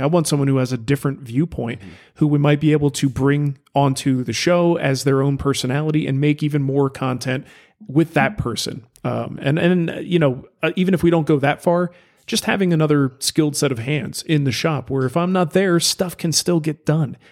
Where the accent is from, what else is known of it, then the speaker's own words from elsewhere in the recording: United States; I'm an American